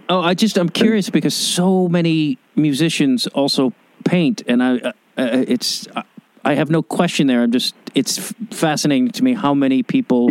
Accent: Chicago, Illinois, United States; now in Los Angeles, United States; I grew up in Chicago and it's like, I, I moved to Los Angeles

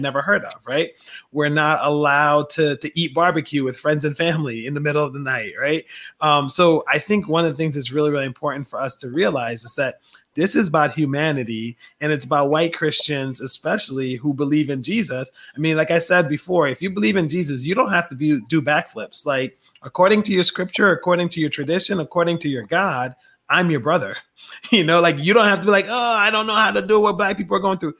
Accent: Philadelphia, Pennsylvania, United States; also born or lived in Liberia; I grew up with in Southwest Philadelphia

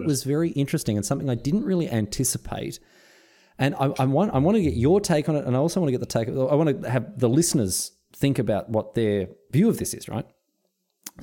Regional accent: Melbourne, Victoria, Australia; now in Sunshine Coast, Australia; I grew up in Melbourne.

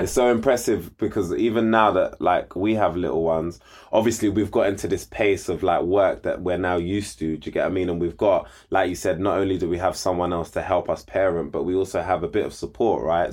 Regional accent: London, United Kingdom; grew up in Southeast London, like you said. Grew up in Peckham

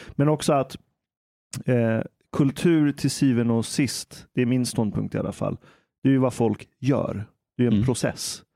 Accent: Iran; now in Sweden; jag är iranier

